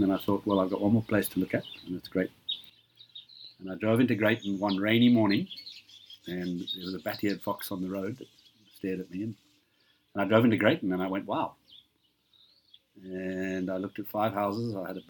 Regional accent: Harare, Zimbabwe; also born or lived in Benoni, South Africa / Botswana / California; now in Greyton, South Africa; I grew up in Zimbabwe and didn't come back to South Africa, wouldn't have come back to South Africa until after 94 because of all the issues with apartheid.

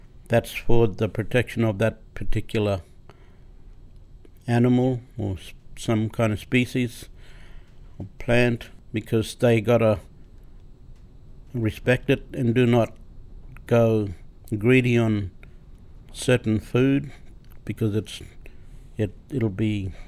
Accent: Cooktown, Queensland, Australia; I was born in Cooktown, 1961, in the old Cooktown Hospital.

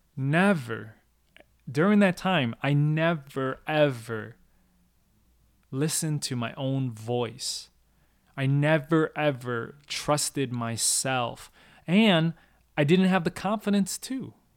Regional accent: Minnesota, United States; moved away as an adult; also born or lived in Hong Kong; a kid growing up in Minnesota, a Chinese, Cantonese, growing up on kung fu movies

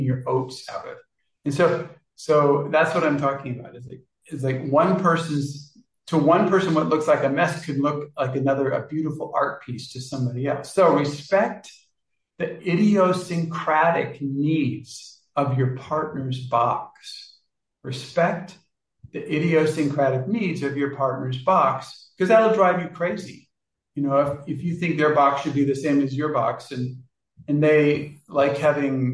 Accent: Kansas, United States; I was born in Kansas.

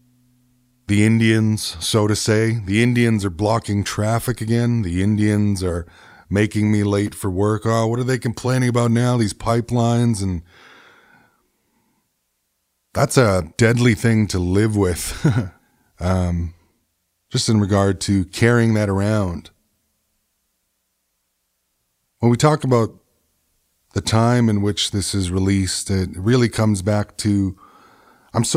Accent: Treaty One territory, Manitoba, Canada; I come from Treaty One territory

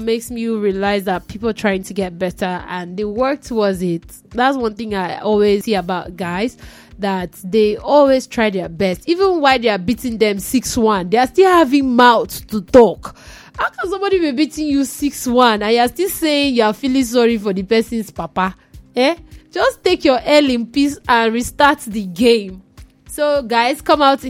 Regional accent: Nigeria; I'm a Nigerian

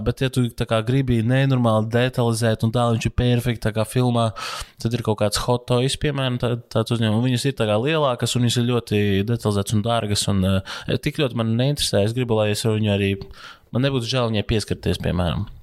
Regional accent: Latvia; Es esmu latvietis

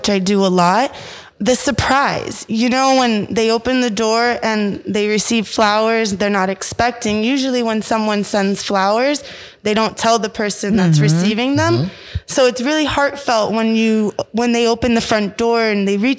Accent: Florida, United States; I grew up here in Florida

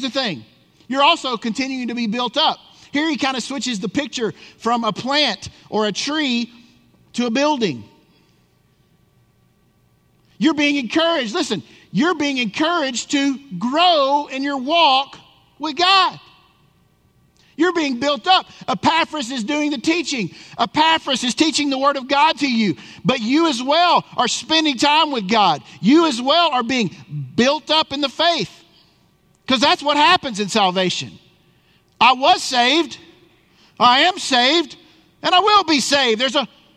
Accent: Tennessee, United States; moved away; I grew up in Tennessee

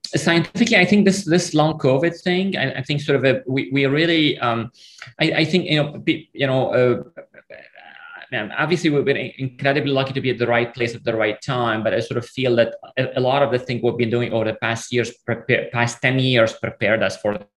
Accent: Lebanon; moved away; I came from Lebanon, you know, from a sort of a, a country, there's a war. I mean, I grew up in the middle of the civil war

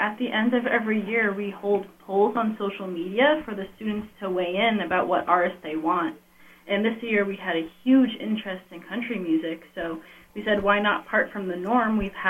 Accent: Haverhill, Massachusetts, United States; I'm from Haverhill, Massachusetts, and my dad and my sister both went to SNHU, so I followed in their footsteps, and that's how I got here.

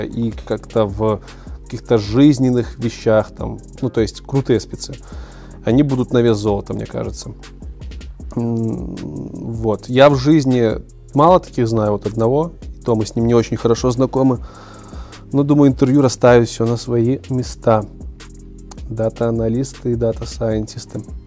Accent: Minsk, Belarus; Я из Беларуси, Минск

